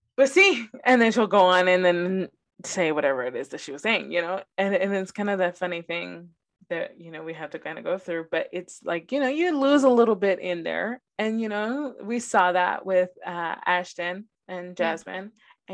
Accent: Los Angeles, California, United States; first language Spanish; English is a second language; I grew up in South Central Los Angeles

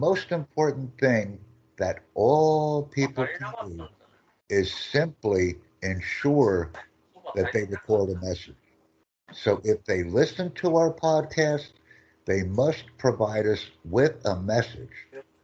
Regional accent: United States; from the United States

